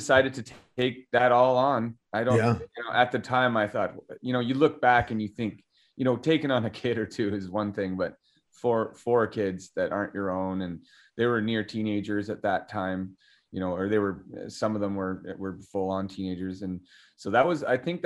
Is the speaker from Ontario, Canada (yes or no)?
no; Calgary, Alberta, Canada; Born and raised Calgarian.